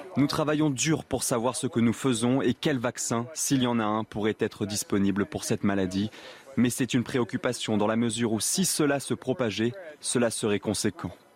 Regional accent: Algiers, Algeria; now in France; je suis euh, algérien d'origine. Je suis né en Algérie quand elle était colonie française

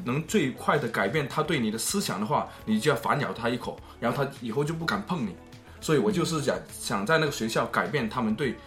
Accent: Chicago, Illinois, United States; also born or lived in China; 我在芝加哥的南边长大的， 就是你也知道芝加哥的南边整天说很多枪杀案啊，很多一些暴力事件啊，呃，我就是在那个环境长下的，所以呢，我读那个高中的时候，呃，是百分之八十是墨西， 呃，Hispanic， 就是墨西哥的人，嗯。然后百分之二，嗯。呃，百分之十五的人都是黑人，所以只有百分之五嗯。的人是亚洲人

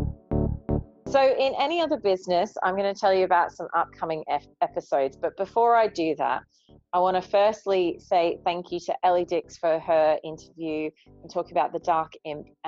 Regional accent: Australia; I'm Australian

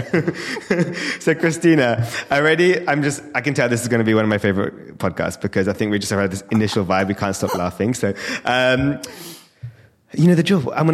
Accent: London, United Kingdom; born and raised in London, Indian parents

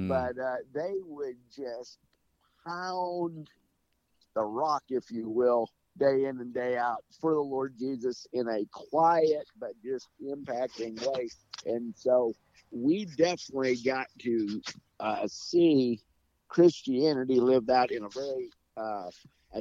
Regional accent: Nebraska, United States; We grew up in Nebraska

